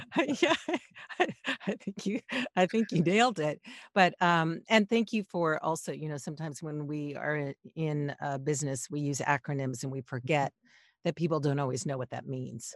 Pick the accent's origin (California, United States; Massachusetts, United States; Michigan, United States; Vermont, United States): California, United States; Los Angeles; I grew up in Los Angeles.